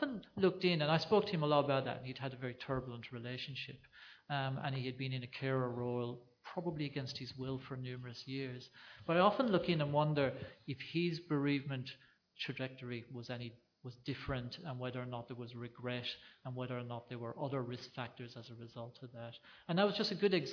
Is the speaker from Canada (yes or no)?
no; Ireland; now in Australia; growing up in Ireland when my parents got me out of bed early to go and deliver calves in the middle of the night.